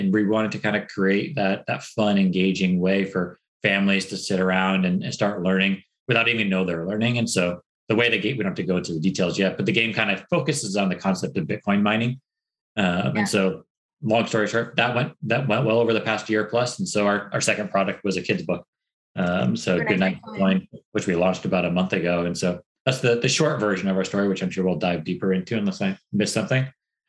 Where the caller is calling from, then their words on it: San Diego, California, United States; We're in San Diego, California. So up in the over the West Coast.